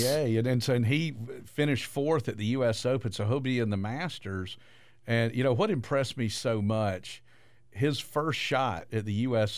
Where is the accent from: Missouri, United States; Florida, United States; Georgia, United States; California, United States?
Georgia, United States; Statesboro; I grew up in Statesboro